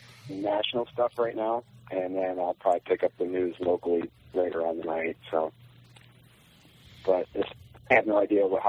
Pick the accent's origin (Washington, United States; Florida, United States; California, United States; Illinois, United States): Washington, United States; Oak Harbor; from Oak Harbor, Washington.